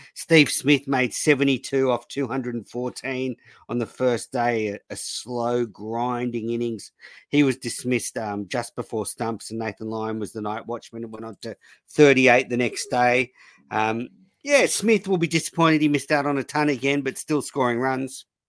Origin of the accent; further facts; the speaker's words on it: Australia; obviously being Australian